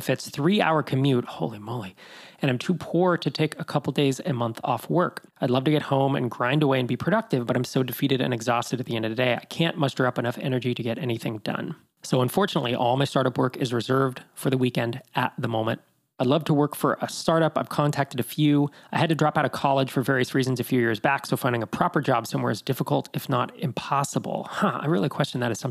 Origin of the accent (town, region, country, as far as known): Bay Area, California, United States; born or raised there; moved away as an adult; also born or lived in Sacramento